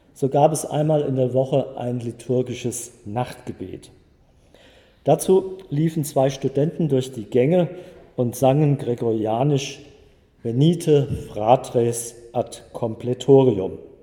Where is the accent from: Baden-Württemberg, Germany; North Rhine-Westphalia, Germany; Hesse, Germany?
Hesse, Germany; Friedberg; also born or lived in Frankfurt; Ich wurde 1950 in Friedberg in Oberhessen geboren